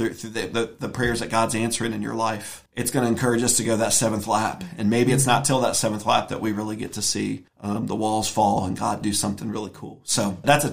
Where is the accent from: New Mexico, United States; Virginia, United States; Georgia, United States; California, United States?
Virginia, United States; also born or lived in Ohio; I was born in Virginia